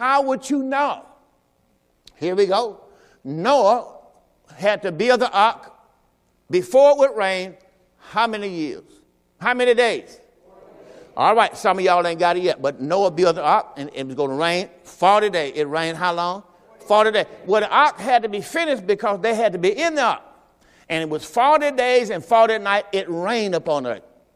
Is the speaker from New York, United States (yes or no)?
no; Mississippi, United States; I'm from Mississippi. You from Michigan. We say it a little different